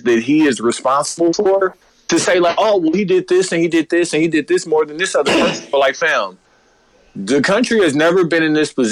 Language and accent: English; United States; as an American, somebody who's going to live here